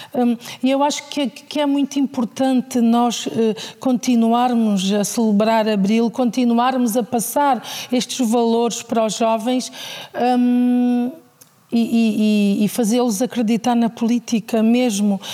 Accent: Alcácer do Sal, Alentejo, Portugal; Alcácer do Sal é, é difícil falar de, da minha terra

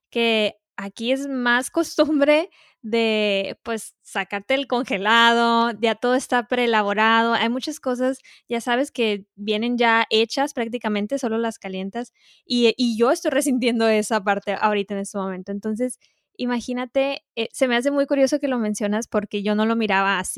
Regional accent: Mexico; now in United States; yo como mexicana aquí

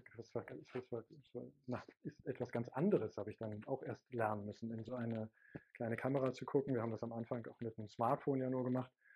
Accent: GDR, East Germany, Germany; now in Hamburg, Germany; bin ja aus der DDR

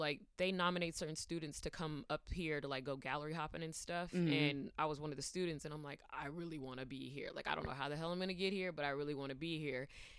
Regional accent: California, United States; also born or lived in Georgia; now in New York City, United States; I'm originally from California, but Georgia's home for me.

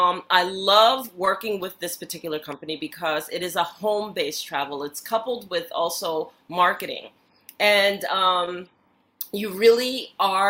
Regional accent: United States; also born or lived in New York; I grew up in the United States. I was born in New York.

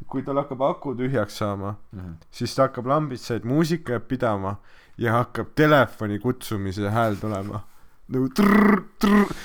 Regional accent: Estonia; me oleme eestlased. me oleme eestlased.

